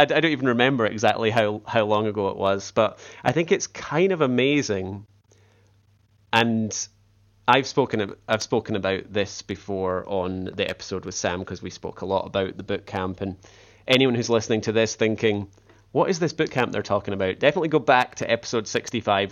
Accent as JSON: {"language": "English", "region": "Scotland", "country": "United Kingdom", "accent": "Scottish", "said": "my Scottish accent"}